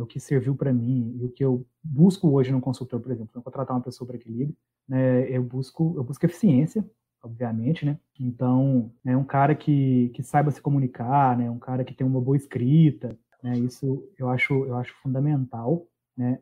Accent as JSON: {"language": "Portuguese", "region": "Minas Gerais", "country": "Brazil", "said": "Eu sou de Minas"}